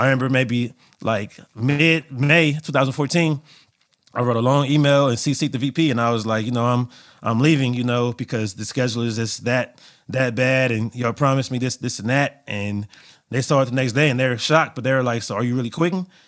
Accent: Los Angeles, California, United States; growing up in L A, I would say growing up, uh, being born in the eighties and being in L A the entire nineties and early two thousands

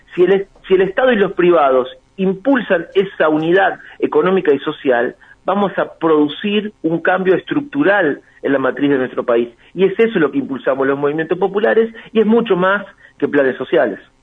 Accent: Argentina

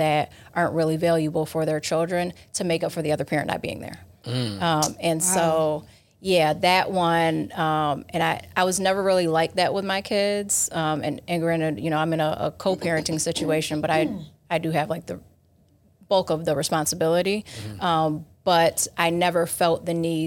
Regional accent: Rochester, New York, United States; I'm from Rochester, New York, so about an hour away from here.

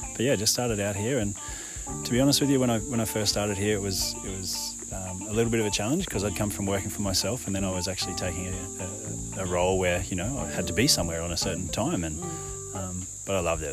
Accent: Ipswich, Queensland, Australia; also born or lived in Brisbane; now in Gold Coast, Australia; I grew up in Ipswich, just outside of Brisbane, west of Brisbane

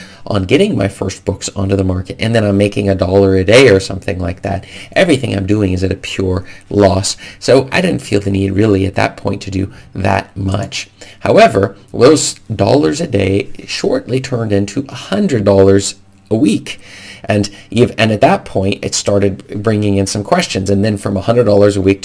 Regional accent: United States; moved away as an adult; now in Norway; the United States law, as my home country

